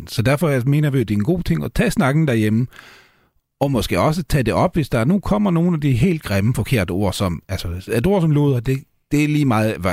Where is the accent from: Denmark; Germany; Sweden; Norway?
Sweden; Danish is a second language; nu er jeg jo svensker, uh, i hvert fald ifølge, ifølge mit pas